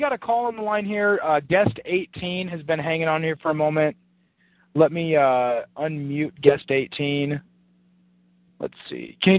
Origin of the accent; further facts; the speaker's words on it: United States; I'm 11 years old, you know, growing up in America